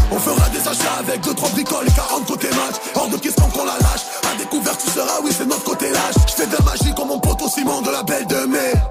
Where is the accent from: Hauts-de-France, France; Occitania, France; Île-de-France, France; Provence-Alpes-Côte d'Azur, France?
Provence-Alpes-Côte d'Azur, France; Marseille; je viens de Marseille, euh, Herbel 13011, dans les quartiers sud plus précisément.